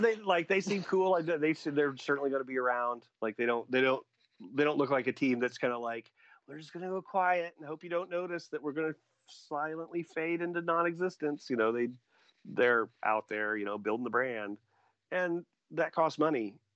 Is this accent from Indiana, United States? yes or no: yes; Indiana, United States; also born or lived in Logansport, Indiana; the towns I grew up in in Indiana